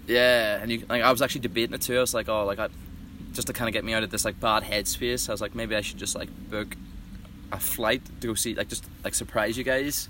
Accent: Belfast, Northern Ireland, United Kingdom; moved away as an adult; now in United States; Northern Ireland. I'm from a wee place called Belfast

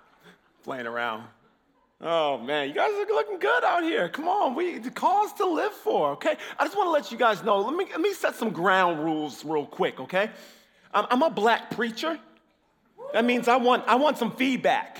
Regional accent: Illinois, United States; I'm from Illinois. I'm from the States.

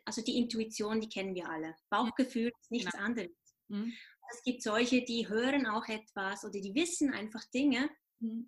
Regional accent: Switzerland; ich bin Schweizer

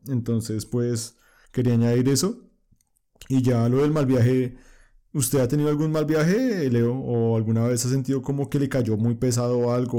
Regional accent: Colombia; yo como colombiano

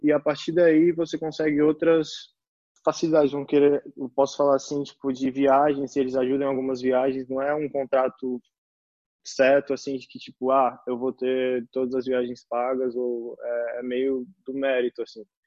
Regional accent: Recife, Pernambuco, Brazil; moved away; also born or lived in São Paulo; eu sou de Recife

